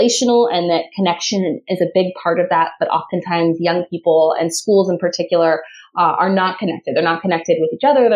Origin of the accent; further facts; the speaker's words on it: Southern California, United States; now in San Diego, United States; I grew up in Southern California, kind of a little bit all over, but a little bit outside of Los Angeles